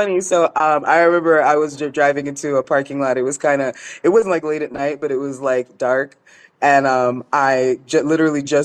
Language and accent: English; Jamaica; I'm Jamaican, so I used to be carrying a machete when I was walking